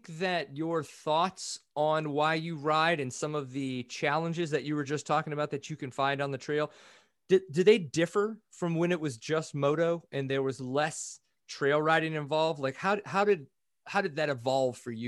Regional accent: Louisiana, United States; I grew up in Louisiana

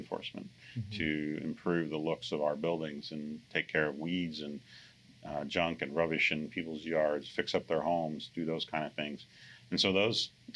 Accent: Blue Springs, Missouri, United States; moved away as an adult; also born or lived in Iowa; now in Topeka, United States; I grew up in Blue Springs, Missouri, about an hour and a half from here.

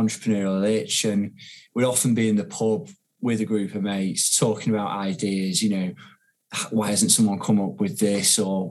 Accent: Ormskirk, North West England, United Kingdom; moved away as an adult; also born or lived in London; now in Manchester, United Kingdom; I'm from a place called Ormskirk, actually, which is in Lancashire, a bit closer to Liverpool. But I came to Manchester when I was 18 for university

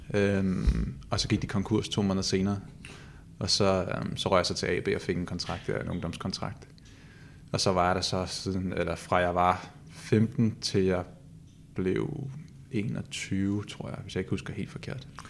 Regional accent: Copenhagen, Capital Region of Denmark, Denmark; moved away as an adult; now in Odense, Denmark; jeg er født i København

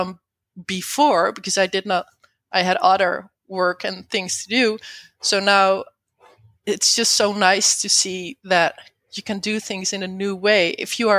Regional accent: Netherlands; I'm not from the USA, by the way. I'm from the Netherlands.

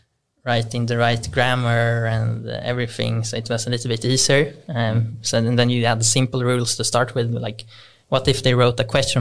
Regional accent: Stockholm, Stockholm County, Sweden

